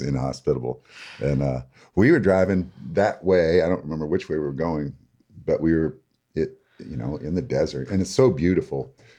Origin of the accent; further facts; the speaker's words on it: Lansing, Michigan, United States; now in Bloomingdale, United States; I grew up in Lansing, Michigan